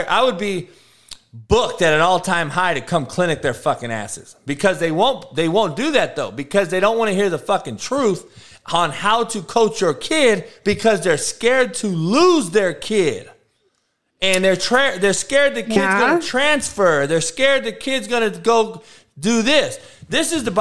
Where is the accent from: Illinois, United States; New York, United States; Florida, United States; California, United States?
California, United States; Compton; I grew up in Compton, homie, getting shot at and getting having people die on my front lawn every day